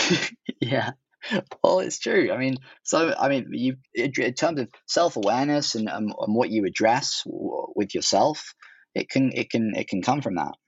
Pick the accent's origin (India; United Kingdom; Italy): United Kingdom; Oxford, South East England; born or raised there; also born or lived in Hong Kong / London